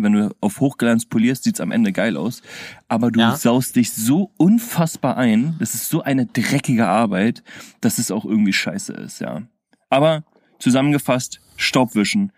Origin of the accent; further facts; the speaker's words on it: Berlin, Germany; als Berliner